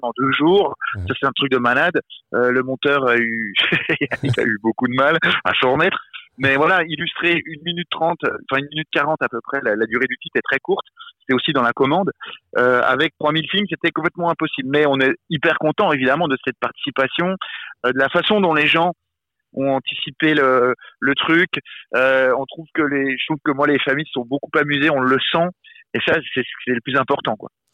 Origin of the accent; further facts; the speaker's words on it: Besançon, Bourgogne-Franche-Comté, France; Moi j'ai grandi à Besançon, une ville dans l'est de la France, pas très loin de la Suisse, en dessous de Dijon